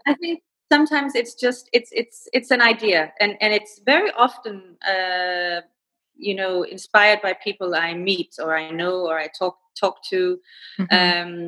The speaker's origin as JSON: {"language": "English", "country": "Denmark", "also_born_or_lived": "Rome, Italy / Beijing, China", "first_language": "Danish", "second_language": "English", "moved": "as an adult", "lives_now": "Kuala Lumpur, Malaysia"}